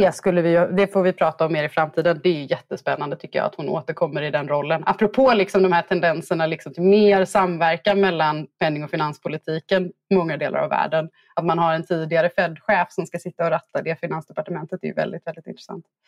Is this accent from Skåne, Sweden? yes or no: no; Gothenburg, Västra Götaland, Sweden; som göteborgare